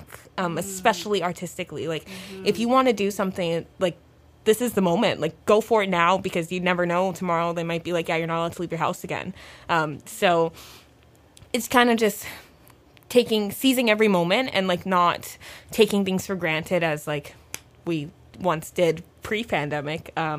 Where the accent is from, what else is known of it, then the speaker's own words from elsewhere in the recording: Toronto, Ontario, Canada; I grew up, like, born and raised in Toronto